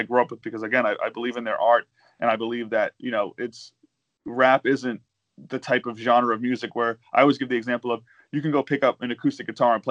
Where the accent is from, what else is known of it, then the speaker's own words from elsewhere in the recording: Lynn, Massachusetts, United States; also born or lived in Hartford, Connecticut; my hometown, and this is who I grew up with.